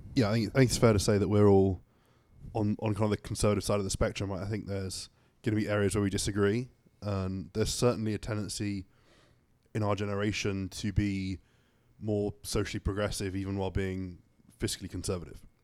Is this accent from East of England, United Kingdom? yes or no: yes; Suffolk, East of England, United Kingdom; moved away as an adult; now in United States; I'm from Suffolk, England.